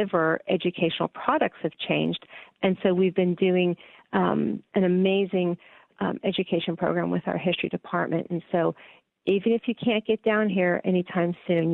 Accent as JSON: {"language": "English", "town": "McKees Rocks", "region": "Pennsylvania", "country": "United States", "tie": "born or raised there", "moved": "yes", "said": "I grew up in the McKees Rocks area and went to school in Western Pennsylvania"}